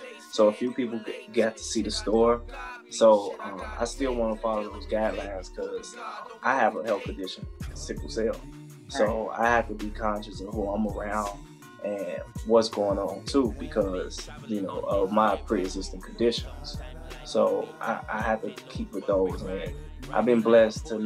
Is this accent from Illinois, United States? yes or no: yes; Chicago, Illinois, United States; moved away; I'm originally from Chicago